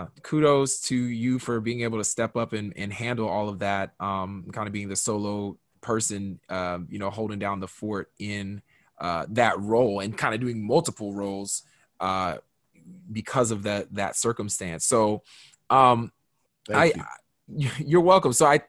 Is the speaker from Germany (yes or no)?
yes; Kaiserslautern, Rhineland-Palatinate, Germany; born there; I was born in Germany, Kaiserslautern, Germany, to be exact.